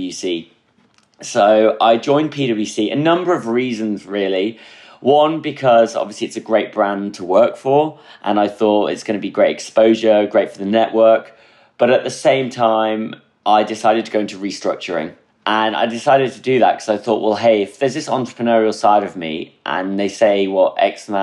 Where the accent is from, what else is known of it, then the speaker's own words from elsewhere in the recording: near Durham, North East England, United Kingdom; moved away as an adult; also born or lived in Midlands / Birmingham / Frankfurt; I was born in the Midlands. And then in 2002 onwards, I actually grew up in the northeast of England, near Durham